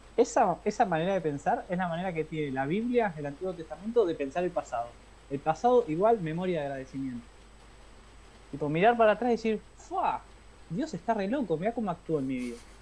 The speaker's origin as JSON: {"language": "Spanish", "town": "La Plata", "region": "Buenos Aires Province", "country": "Argentina", "tie": "born or raised there", "said": "En La Plata, esta vez en La Plata, mi ciudad natal"}